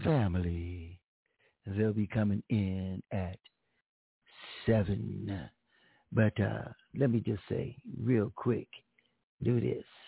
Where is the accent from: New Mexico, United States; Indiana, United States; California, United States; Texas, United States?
California, United States; Pomona; I'm from Pomona